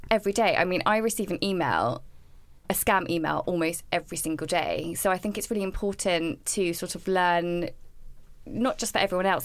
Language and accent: English; London, United Kingdom; I am from Southwest London, have two children, like you said, um, who are both under three and a half.